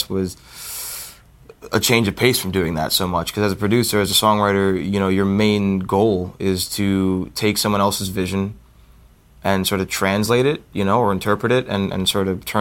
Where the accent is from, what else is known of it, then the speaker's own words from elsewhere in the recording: New Jersey, United States; we're all from New Jersey